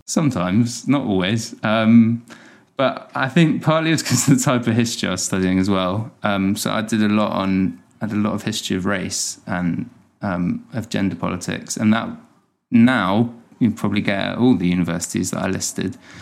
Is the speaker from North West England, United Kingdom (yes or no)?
no; Hampshire, South East England, United Kingdom; also born or lived in Dorset / London; I was born and raised in Hampshire, and I went to school down in Dorset